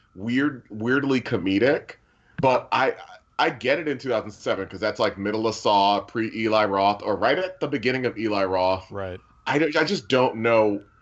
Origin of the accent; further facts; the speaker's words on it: United States; I'm American